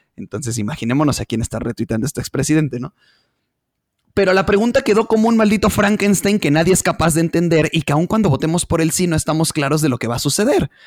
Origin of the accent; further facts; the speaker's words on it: Mexico; como pueblo mexicano